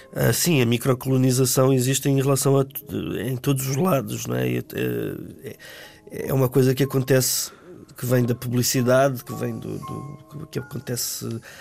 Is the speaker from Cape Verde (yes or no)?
no; Angola; eu nasci em Angola já cinco anos depois do, do 25 de uhum. Abril, uhum. quatro anos depois da independência, e cresci em Angola